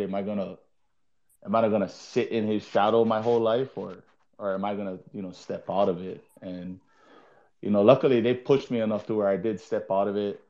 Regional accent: Hawaii, United States; moved away as an adult; also born or lived in Colorado; now in Japan; we're from Hawaii

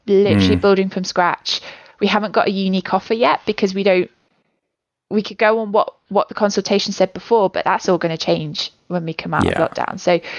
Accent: England, United Kingdom; and I'm a southerner, apparently, although I'm from the Midlands and it's a very different place.

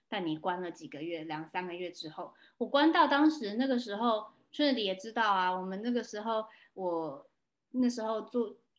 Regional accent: Taiwan; moved away; also born or lived in California, United States; 我回来台湾的时候 我很想我家乡，我跟我的家人几乎两年跨没见面了

